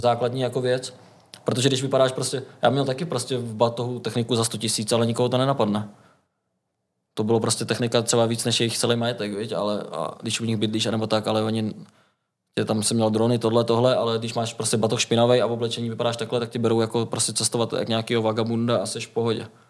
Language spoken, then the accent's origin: Czech; Liberec, Liberec Region, Czechia; now in Most, Czechia; pocházím vlastně z Liberce, dá se říct, no, mám prarodiče v Liberci